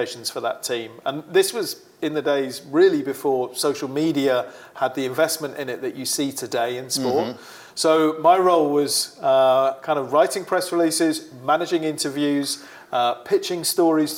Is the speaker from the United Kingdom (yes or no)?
yes; United Kingdom; moved away; Originally from the UK, my accent does confuse some people. A lot of people think I'm Australian, but I'm absolutely not. Very much British